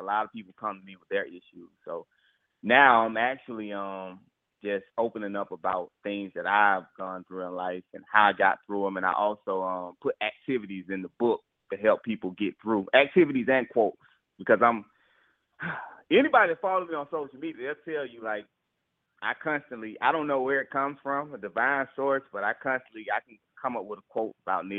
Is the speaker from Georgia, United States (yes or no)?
yes; Atlanta, Georgia, United States; I was born and raised in Atlanta, Georgia